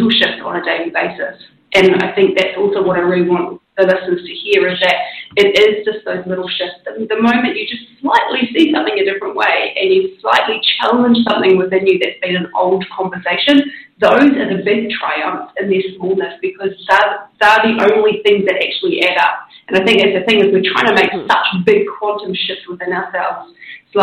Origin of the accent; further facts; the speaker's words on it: New Zealand; I grew up in New Zealand